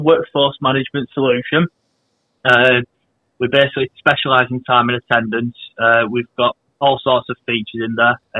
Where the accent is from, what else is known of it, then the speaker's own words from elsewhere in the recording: Manchester, North West England, United Kingdom; No, from Manchester.